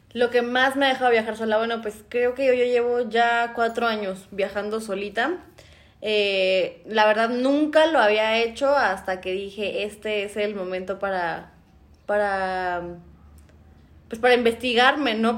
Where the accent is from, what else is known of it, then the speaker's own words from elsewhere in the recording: Mexico; aquí en México a los que yo no me metería ni siquiera siendo mexicana